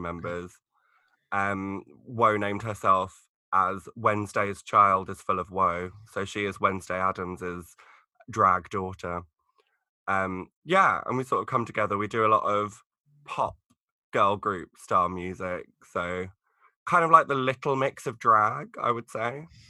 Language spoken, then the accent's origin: English; Essex, East of England, United Kingdom; I'm actually from Essex